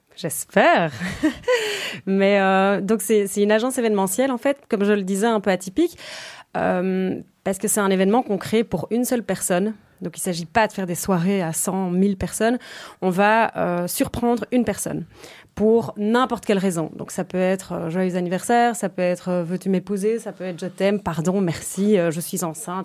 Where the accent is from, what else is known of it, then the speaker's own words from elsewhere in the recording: Brussels, Brussels-Capital Region, Belgium; also born or lived in Ghent; Je suis née le 19 juillet 1989. J'ai toujours vécu à Bruxelles